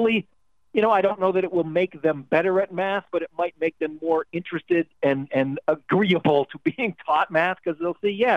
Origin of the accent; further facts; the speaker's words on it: Toronto, Ontario, Canada; I grew up, I'm Canadian, I grew up in Toronto